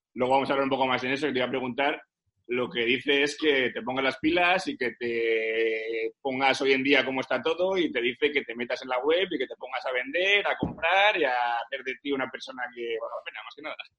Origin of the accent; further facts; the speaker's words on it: Santander, Cantabria, Spain; yo soy de Santander